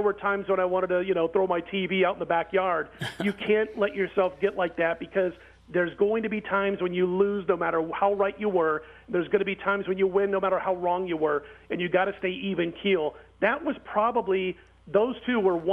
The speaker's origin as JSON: {"language": "English", "town": "Omaha", "region": "Nebraska", "country": "United States", "tie": "born or raised there", "said": "I grew up in Omaha, Nebraska"}